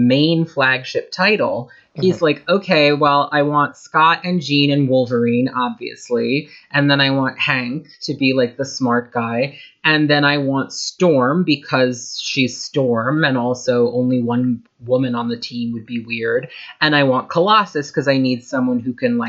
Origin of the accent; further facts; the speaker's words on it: Ireland; I am Irish